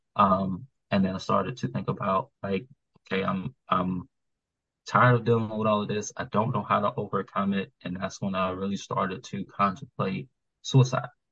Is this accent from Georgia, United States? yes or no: yes; Atlanta, Georgia, United States; moved away as an adult; now in Maryland, United States; I was from Atlanta